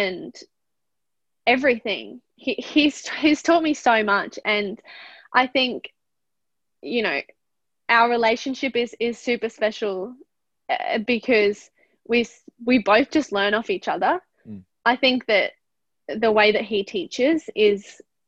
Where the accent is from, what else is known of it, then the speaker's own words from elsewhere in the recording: Australia; we are Australian